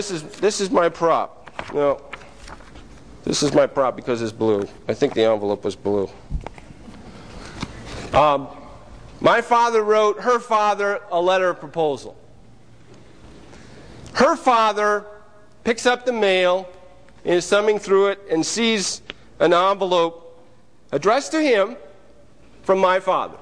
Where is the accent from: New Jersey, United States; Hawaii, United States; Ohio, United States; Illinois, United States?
Ohio, United States; Mansfield; moved away as an adult; I was born and raised in Mansfield, Ohio, and really lived there all my life, up until May of last year